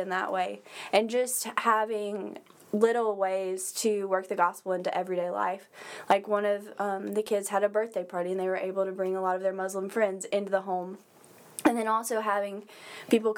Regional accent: Wiggins, Mississippi, United States; moved away as an adult; now in Hattiesburg, United States; I'm originally from Wiggins, Mississippi, and moved to Hattiesburg when I started school at William Carey

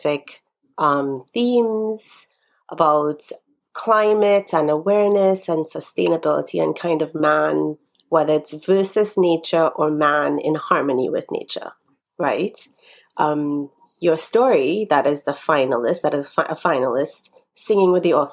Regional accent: Trinidad & Tobago; moved away; We were all born and raised in Trinidad

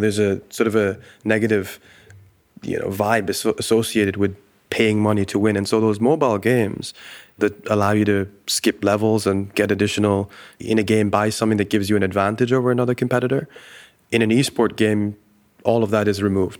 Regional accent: Dubai, United Arab Emirates; I grew up in the Middle East. I grew up in Dubai

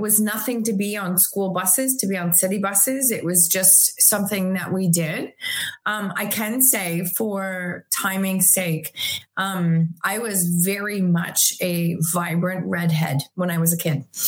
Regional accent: Chatham, Ontario, Canada; also born or lived in Tillsonburg, Ontario; now in Waterloo, Canada; I was born in 1970. I was born in Chatham, Ontario, Canada.

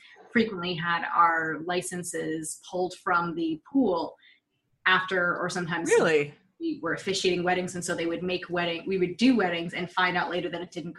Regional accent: Massachusetts, United States; I'm from Massachusetts. It's the first state to recognize our marriages.

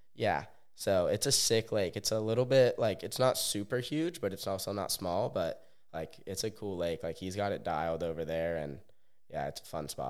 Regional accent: Bend, Oregon, United States; now in Orlando, United States; I grew up in Bend, Oregon

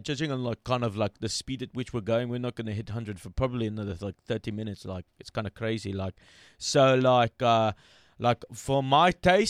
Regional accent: South Africa; Oh, how's it, Brew? … I am a South African guide. I work and head up production in South Africa.

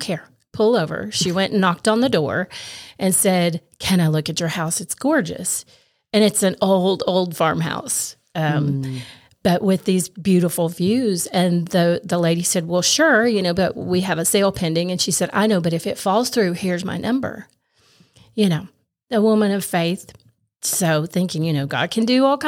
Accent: Morristown, Tennessee, United States; also born or lived in Kingsport, Tennessee; I grew up in Morristown, born in Kingsport, grew up in Morristown

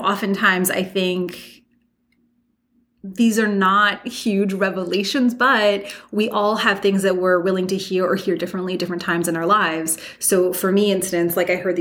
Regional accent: New York, United States; moved away; I'm just a New Yorker everywhere I go

